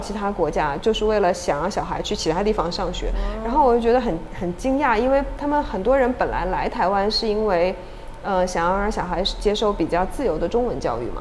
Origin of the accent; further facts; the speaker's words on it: China; moved away as an adult; also born or lived in Hong Kong; now in Taiwan; 我出生成长在中国大陆，嗯。然后我在香港念书工作，然后我现在暂时居住在 在台湾